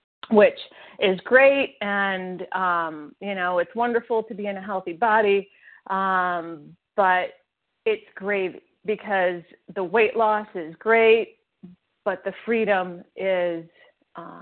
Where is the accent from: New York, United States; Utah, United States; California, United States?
New York, United States; New York City; I was born in Brooklyn, New York